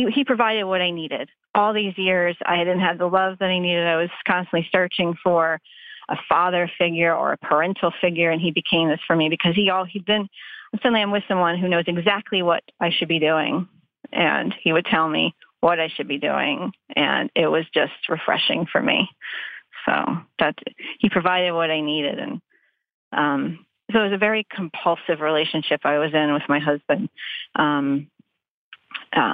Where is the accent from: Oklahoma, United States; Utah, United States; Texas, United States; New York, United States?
Texas, United States; moved away; I grew up in Texas actually. So, and I don't live there anymore